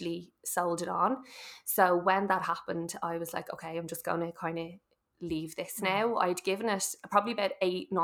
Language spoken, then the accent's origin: English; Dublin, Leinster, Ireland; now in Swords, Ireland; I'm from Carpentersdown, we moved over to Swords